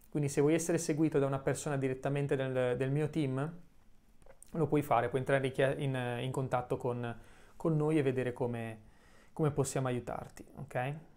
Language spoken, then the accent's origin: Italian; Genoa, Liguria, Italy; sono nato a San Pier d'Arena, poi ho vissuto eh, qualche anno in Albaro